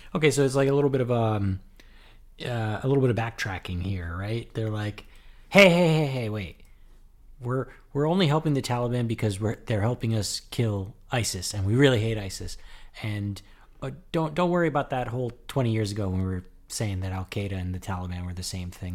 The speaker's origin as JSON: {"language": "English", "town": "Elizabeth", "region": "New Jersey", "country": "United States", "tie": "born or raised there", "said": "my hometown of Elizabeth, New Jersey"}